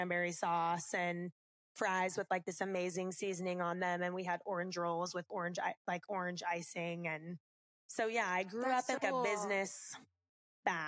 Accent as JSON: {"language": "English", "town": "Las Vegas", "region": "Nevada", "country": "United States", "tie": "born or raised there", "moved": "as an adult", "lives_now": "Louisville, United States", "said": "growing up in Las Vegas"}